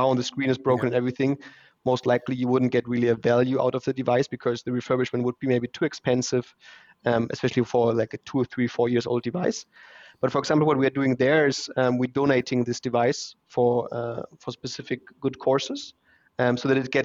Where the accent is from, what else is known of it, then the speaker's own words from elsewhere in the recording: Hamburg, Germany; English is a second language; moved away as an adult; also born or lived in Shanghai, China / Munich, Germany; now in Vienna, Austria; Originally, I'm from Hamburg in Germany, but now I live in Vienna since 4.5 years